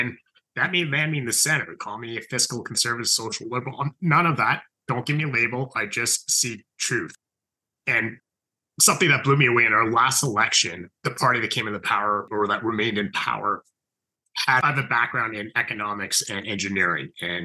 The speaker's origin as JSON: {"language": "English", "town": "Ottawa", "region": "Ontario", "country": "Canada", "tie": "born or raised there", "also_born_or_lived": "Cambridge, Ontario", "said": "I was born in Southern Ontario, so in a city called Cambridge, and moved to Ottawa when I was three. So essentially spent most of my life here"}